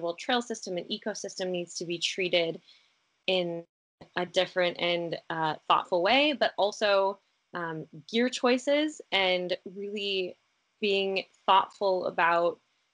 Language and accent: English; Denver, Colorado, United States; moved away as an adult; now in Hood River, United States; I grew up in Denver, or in a suburb outside of Denver